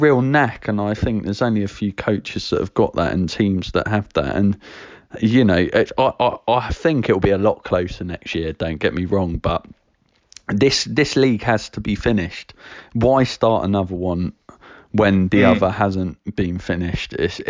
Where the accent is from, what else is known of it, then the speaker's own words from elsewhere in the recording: Preston, North West England, United Kingdom; So I go watch my hometown team, Preston